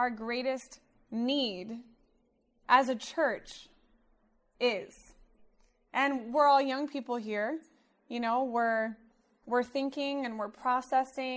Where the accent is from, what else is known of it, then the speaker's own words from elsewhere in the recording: Wichita, Kansas, United States; also born or lived in Central California; now in Southern California, United States; I grew up in Wichita, Kansas.